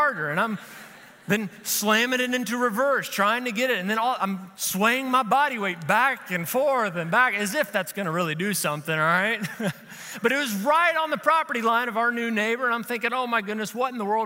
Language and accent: English; Kentucky, United States; I'm from Kentucky